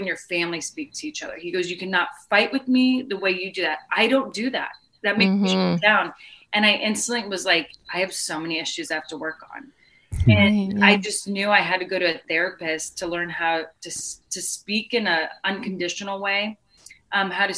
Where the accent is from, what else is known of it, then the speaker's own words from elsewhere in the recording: Arizona, United States; we grew up in Arizona, majority of our life with him